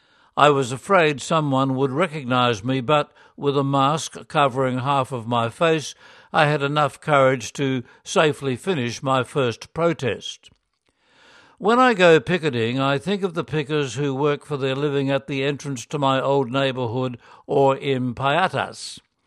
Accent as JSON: {"language": "English", "country": "South Korea", "said": "In 2019, after 10 years of mission in the Philippines, I was assigned to my home country of Korea, and I wondered what I could do as an individual and a lay missionary in the Korean church."}